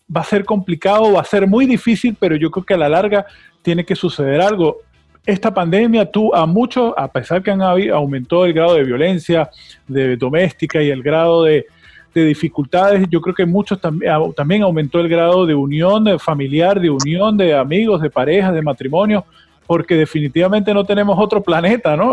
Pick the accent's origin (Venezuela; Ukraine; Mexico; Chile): Venezuela; now in United States; nosotros somos latinos, somos venezolanos